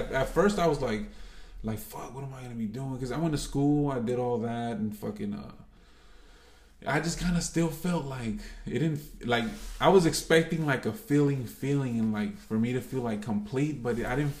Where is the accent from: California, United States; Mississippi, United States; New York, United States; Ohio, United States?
California, United States; Los Angeles; now in Compton, United States; I grew up in South Central.